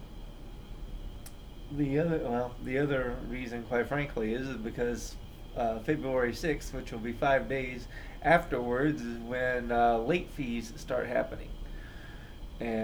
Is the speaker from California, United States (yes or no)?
no; Indiana, United States; I grew up in Indiana